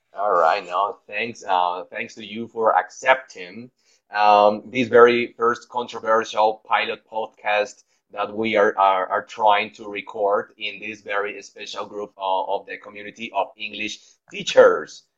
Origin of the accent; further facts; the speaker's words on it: Guayaquil, Guayas, Ecuador; English is a second language; moved away; also born or lived in Loja; we are both from Guayaquil, but live in different cities